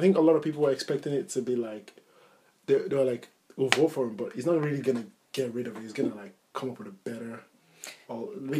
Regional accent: Nigeria; moved away; growing up in Nigeria

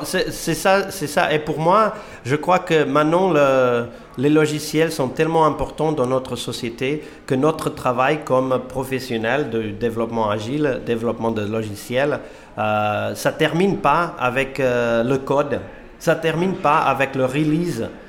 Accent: Portugal; moved away as an adult; now in Finland; Je suis portugais, j'habite en Finlande depuis 20

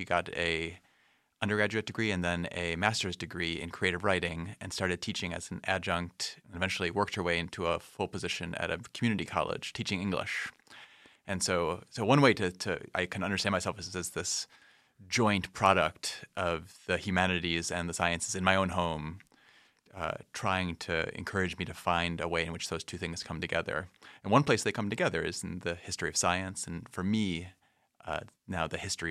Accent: Rochester, New York, United States; I grew up outside of Rochester, New York.

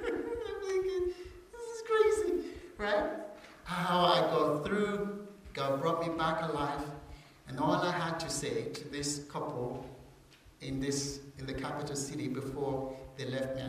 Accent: England, United Kingdom; I'm a missionary from England.

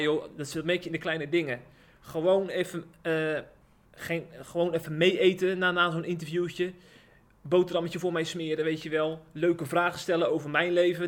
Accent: Rotterdam, South Holland, Netherlands; ik ben in Rotterdam geboren

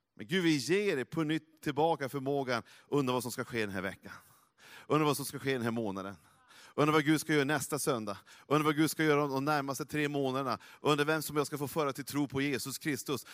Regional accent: Norrland, Sweden; jag är från Norrland

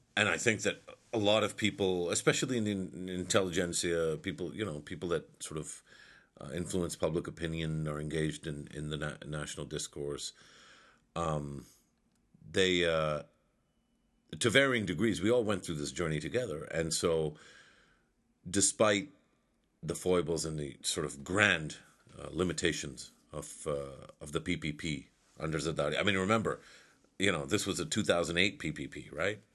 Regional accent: Pakistan; I'm Mahajir myself. I don't call myself that because we're all Pakistani

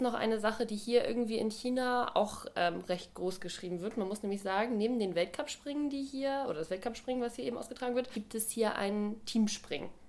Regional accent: Germany; bei uns in Deutschland

